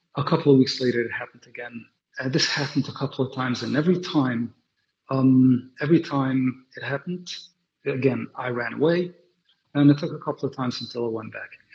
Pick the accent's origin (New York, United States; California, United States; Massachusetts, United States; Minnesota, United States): New York, United States; New York City; also born or lived in London; I grew up in Brooklyn, like I said before, and Williamsburg, to be specific. I'm a Willie boy.